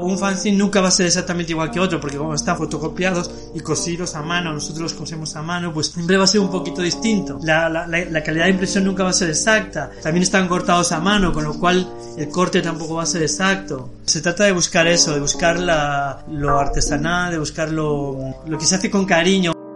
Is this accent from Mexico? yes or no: no; Lugo, Galicia, Spain; moved away as an adult; also born or lived in London; now in Madrid, Spain; yo soy de Lugo y me pasé toda mi infancia y adolescencia en Lugo